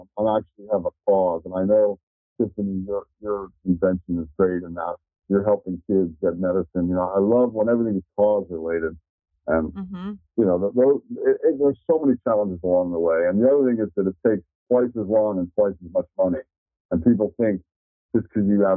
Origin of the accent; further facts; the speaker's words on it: Miami, Florida, United States; moved away; also born or lived in Tallahassee, Florida; I grew up in Miami and I went to Florida State and Tallahassee